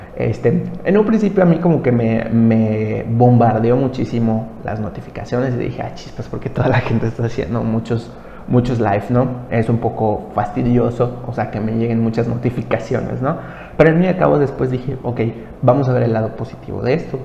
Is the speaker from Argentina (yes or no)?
no; Mexico; yo soy de México